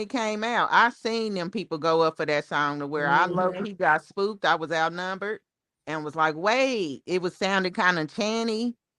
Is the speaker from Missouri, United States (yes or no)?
yes; Kansas City, Missouri, United States; I'm from Kansas City.